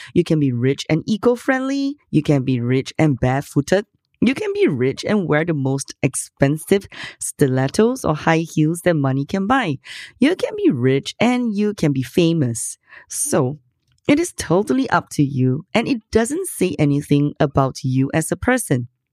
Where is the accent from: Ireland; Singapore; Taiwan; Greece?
Singapore; I'm from Singapore.